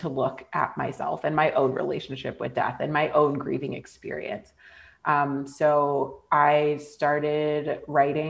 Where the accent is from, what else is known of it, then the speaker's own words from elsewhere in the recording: California, United States; moved away as an adult; also born or lived in Scotland / Canada; being back in my hometown